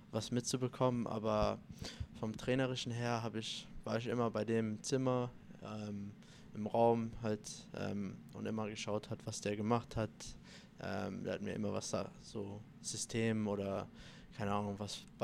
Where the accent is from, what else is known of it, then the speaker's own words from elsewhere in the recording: Italy; Ähm, also vorm Spiel eigentlich esse ich immer Nudeln. Ähm, ich bin ja Italiener